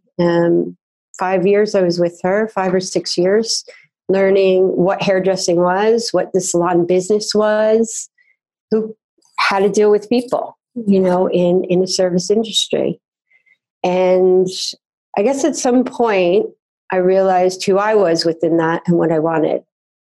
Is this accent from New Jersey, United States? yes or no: yes; New Jersey, United States; I grew up in New Jersey